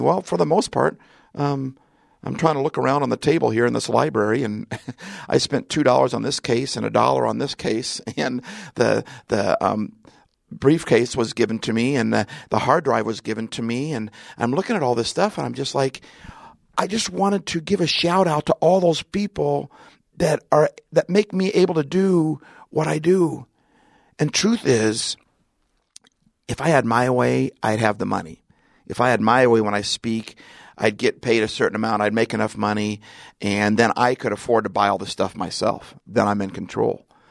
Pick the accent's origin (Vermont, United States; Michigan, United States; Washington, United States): Washington, United States; Seattle; I'm from Seattle. I'm in Southern California